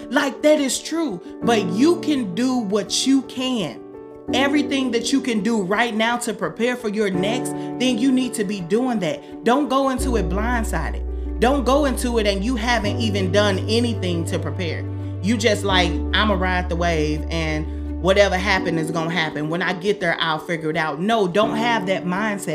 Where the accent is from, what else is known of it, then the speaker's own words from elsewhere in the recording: Southern Illinois, United States; I'm from Southern Illinois